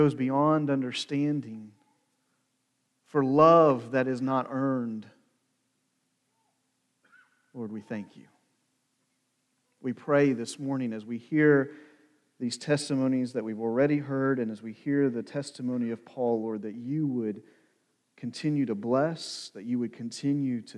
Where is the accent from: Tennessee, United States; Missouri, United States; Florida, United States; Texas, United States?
Missouri, United States; New London; also born or lived in Hannibal, Missouri; when I was growing up in Hannibal and New London, it depended on where I was and who I was speaking to, where I told them I was from